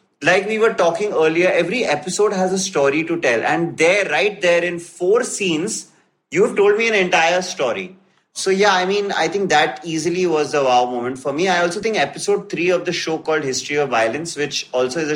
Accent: India; as an Indian

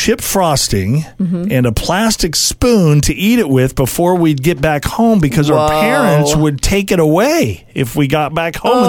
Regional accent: California, United States; I grew up in California

